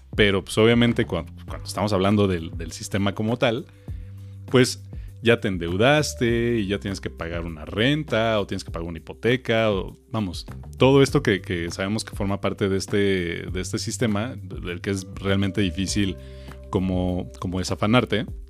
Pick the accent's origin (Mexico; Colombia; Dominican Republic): Mexico; que tenemos los mexicanos